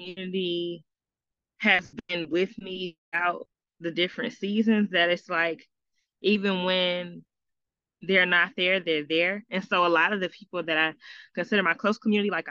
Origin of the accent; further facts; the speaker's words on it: Michigan, United States; moved away; even though I moved back home during COVID, I'm from Michigan.